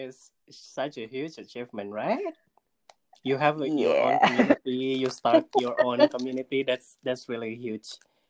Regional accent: Bandung, West Java, Indonesia; also born or lived in Washington, D.C.; And then I moved back to Indonesia, moved back to my hometown in Bandung.

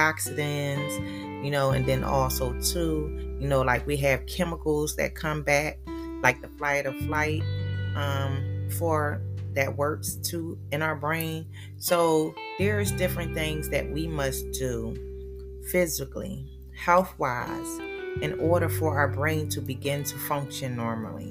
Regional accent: Philadelphia, Pennsylvania, United States; moved away; I was born and raised in Philadelphia

